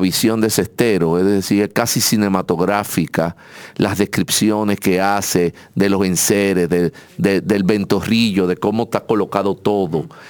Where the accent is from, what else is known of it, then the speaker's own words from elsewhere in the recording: Santo Domingo, Distrito Nacional, Dominican Republic; nosotros somos de aquí, de dos esquinas de acá